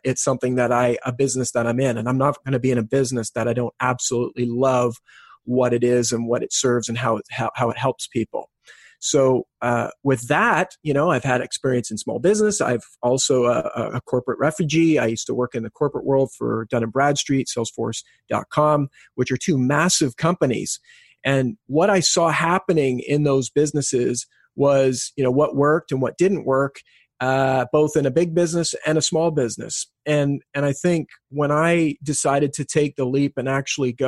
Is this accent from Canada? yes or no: yes; West Coast of Canada, Canada; moved away as an adult; also born or lived in Australia; born and raised in Canada from the West Coast